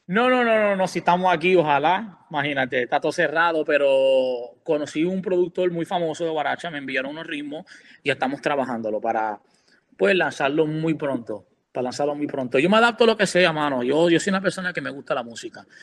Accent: Puerto Rico; also born or lived in New York, United States; now in Orlando, United States; yo me crié en Puerto Rico eh, de los ocho años

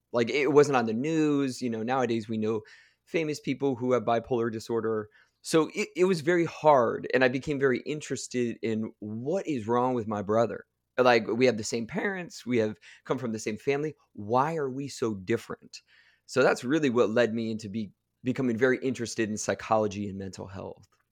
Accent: Akron, Ohio, United States; I grew up in the Midwest, uh, just outside Akron, Ohio

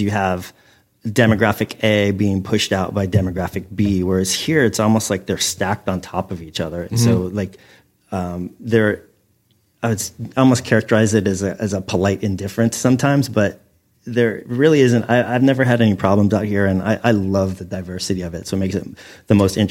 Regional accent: California, United States; moved away; growing up in California

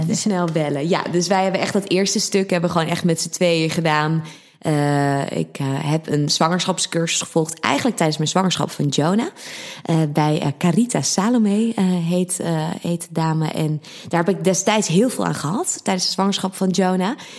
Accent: Harderwijk, Gelderland, Netherlands; also born or lived in Amsterdam; now in Blaricum, Netherlands; ik kom oorspronkelijk uit Harderwijk van de Veluwe

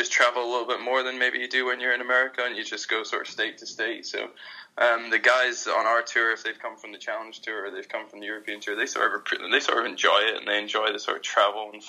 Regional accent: Edinburgh, Scotland, United Kingdom; moved away as an adult; also born or lived in United States; now in London, United Kingdom; I grew up in Edinburgh

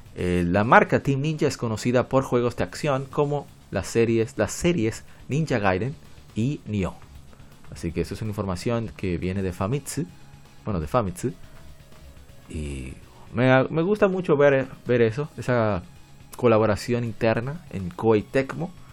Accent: Dominican Republic; yo soy de República Dominicana

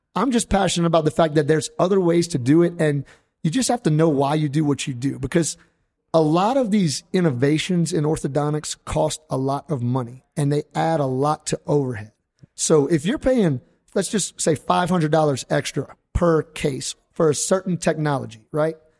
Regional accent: Louisiana, United States; I'm kind of like a acquired Cajun

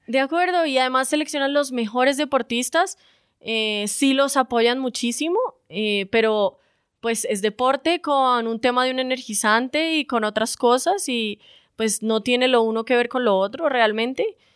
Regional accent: Bucaramanga, Santander, Colombia; moved away; also born or lived in Bogotá; soy de Bucaramanga

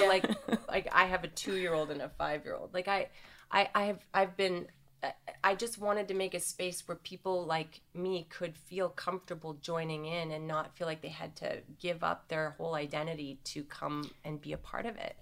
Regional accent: Canada; moved away as an adult; also born or lived in New York City; I grew up in Canada

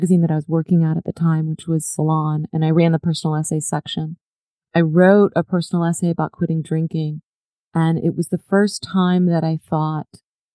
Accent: Dallas, Texas, United States; I grew up in Dallas, Texas, and my family had moved here from the East Coast

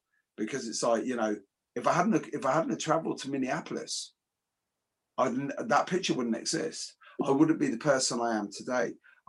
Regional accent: Coventry, West Midlands, United Kingdom; I'm a kid from Coventry.

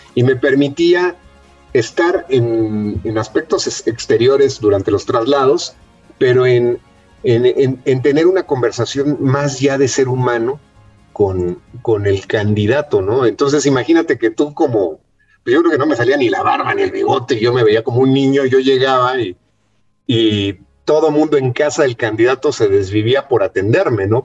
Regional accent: Mexico City, Mexico; yo soy nacido en la Ciudad de México

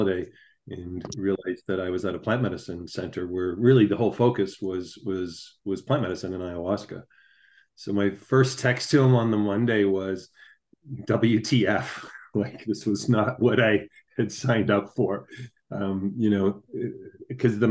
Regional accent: Canada; as a Canadian

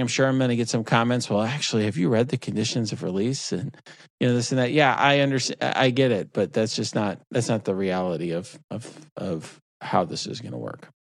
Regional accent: near Chicago, Illinois, United States; I grew up near Chicago

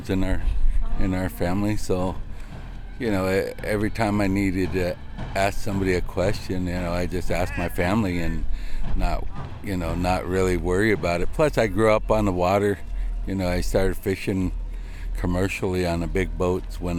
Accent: Lower Elwha, Washington, United States; I'm from Lower Elwha.

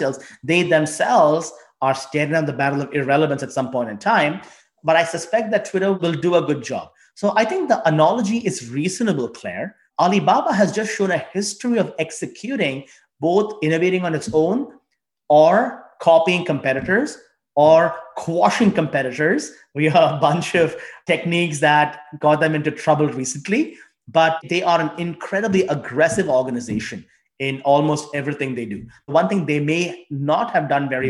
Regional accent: India; also born or lived in China; now in United States; I grew up in India

